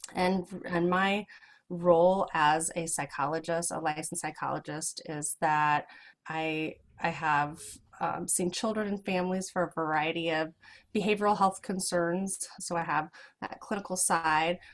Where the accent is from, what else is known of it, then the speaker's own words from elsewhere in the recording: Lincoln, Nebraska, United States; also born or lived in Crete, Nebraska / Normal, Illinois; now in Omaha, United States; Lincoln is where I, I, spent most of my childhood